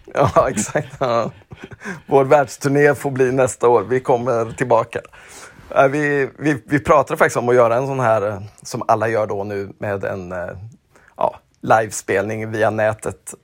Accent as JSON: {"language": "Swedish", "region": "Småland", "country": "Sweden", "tie": "born or raised there", "said": "Jag är ju uppväxt i Småland"}